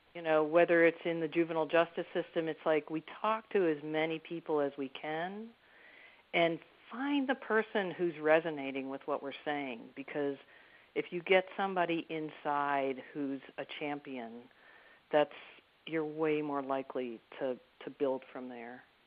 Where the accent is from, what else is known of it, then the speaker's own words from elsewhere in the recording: Detroit, Michigan, United States; also born or lived in Baltimore, Maryland; now in Maryland, United States; I grew up in Detroit in the 1960s